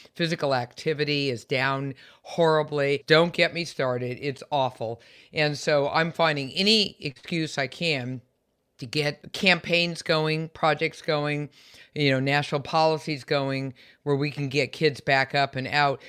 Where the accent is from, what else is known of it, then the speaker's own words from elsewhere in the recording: San Francisco Bay Area, California, United States; I'm also a Californian, born and raised in the San Francisco Bay Area